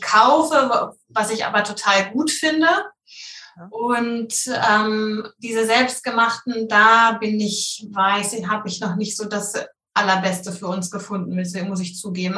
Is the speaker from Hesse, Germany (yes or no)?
no; Hamburg, Germany; ich komme aus der Nähe von Hamburg